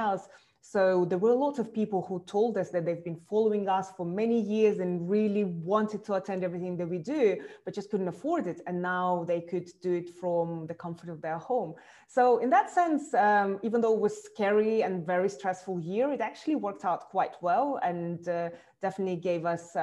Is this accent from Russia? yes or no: yes; Russia; moved away as an adult; also born or lived in Moscow; now in London, United Kingdom; I was born in Russia, and eventually I moved about 13 years, I moved to London.